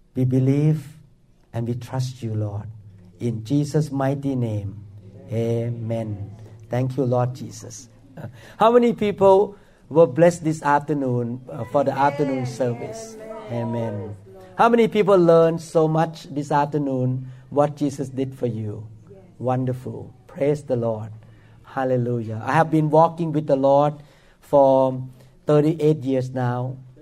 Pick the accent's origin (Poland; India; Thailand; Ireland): Thailand; now in Seattle, United States; I grew up in Thailand